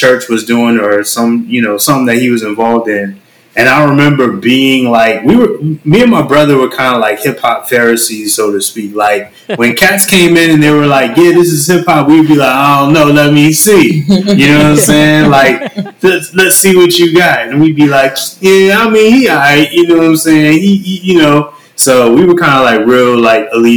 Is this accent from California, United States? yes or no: yes; California, United States; moved away as an adult; I was basically born and raised in California